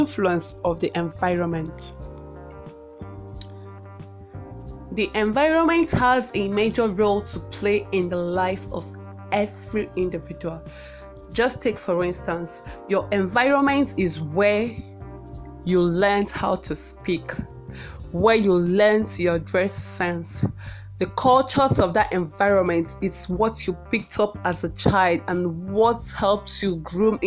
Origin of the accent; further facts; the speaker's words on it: Onitsha, Anambra, Nigeria; we grew up in the metropolitan city of Onitsha, Anambra State, Nigeria. And that place is, I don't know, I grew up precisely in Fege